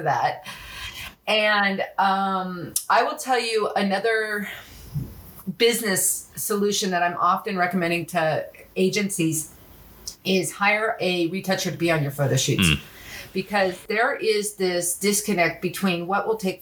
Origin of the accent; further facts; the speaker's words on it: Los Angeles, California, United States; moved away as an adult; also born or lived in France; growing up in Los Angeles